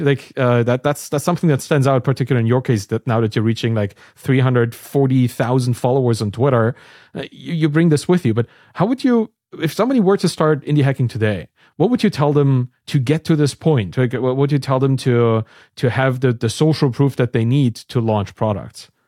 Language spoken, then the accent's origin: English; East Germany, Germany; I'm from East Germany